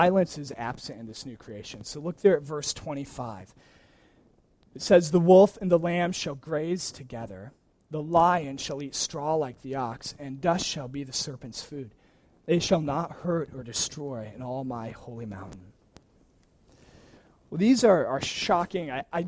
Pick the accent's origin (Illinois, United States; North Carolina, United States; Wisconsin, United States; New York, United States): Wisconsin, United States; moved away; I grew up in Wisconsin, which has miserable weather this time of year